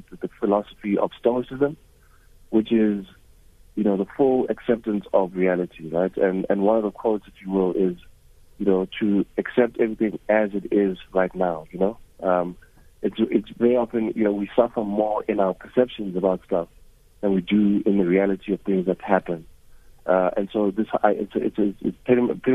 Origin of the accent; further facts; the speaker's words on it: Soweto, Gauteng, South Africa; I grew up in Mufolo in Soweto, which is the middle of Soweto.